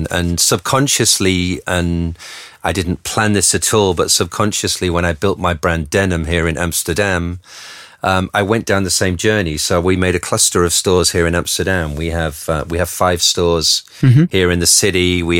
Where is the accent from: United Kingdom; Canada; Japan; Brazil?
United Kingdom; Being British, of course, I was very busy following the British designers.